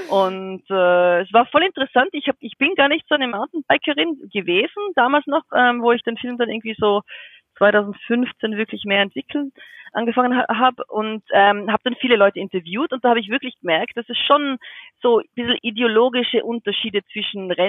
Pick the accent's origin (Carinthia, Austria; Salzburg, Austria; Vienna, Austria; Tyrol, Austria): Tyrol, Austria; Innsbruck; Aber ähm, also ich bin ja aus Innsbruck in, in den Bergen, in Tirol.